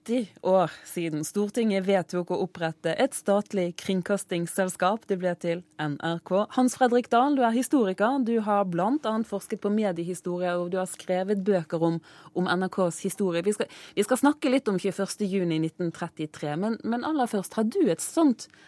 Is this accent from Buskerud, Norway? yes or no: no; Bergen, Vestland, Norway; moved away as an adult; also born or lived in London, United Kingdom; akkurat flyttet til London da det var Grand Prix i Norge, i Bergen. Og da jeg … sto der og sang i min hjemby. Da satt jeg og gråt og gråt og gråt borte i London og var full i hjemlengsel.